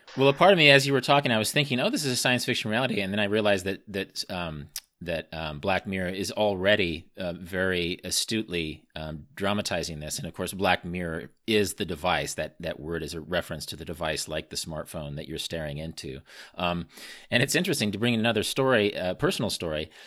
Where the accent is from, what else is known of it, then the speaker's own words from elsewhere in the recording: Midwest, United States; I grew up in the Midwest with the Jeffersonian grid system of roads